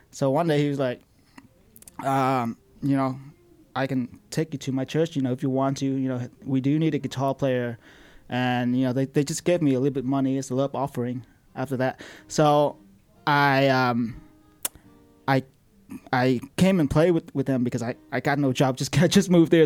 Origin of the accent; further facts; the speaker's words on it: Vietnam; moved away as an adult; now in United States; I'm 27 now. So I, I, I lived there my whole life, and I just moved here four years ago